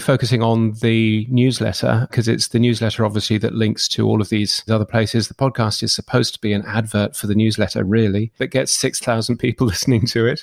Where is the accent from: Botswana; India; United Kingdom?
United Kingdom; I grew up in the U K, as you can tell from my ridiculous accent